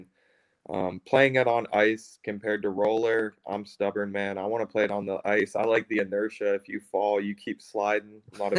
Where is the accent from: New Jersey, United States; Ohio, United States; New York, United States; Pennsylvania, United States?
Pennsylvania, United States; Pittsburgh; you know, we're all from Pittsburgh, so we are, and we watch the games